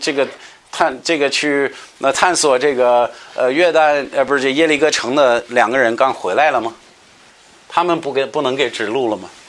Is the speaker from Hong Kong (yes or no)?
no; United States; 我记得我们老家密西离密西西比湖很近，也是每年到这时到一个期间，它它这个水会出来